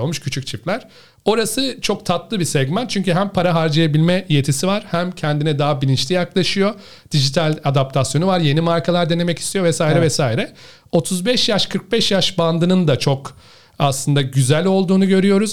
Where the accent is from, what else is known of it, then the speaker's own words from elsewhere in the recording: Ankara, Turkey; moved away as an adult; also born or lived in Istanbul / Netherlands / China / Australia; Ankaralıyım abi ben. Ee, Ankara'da doğdum, büyüdüm.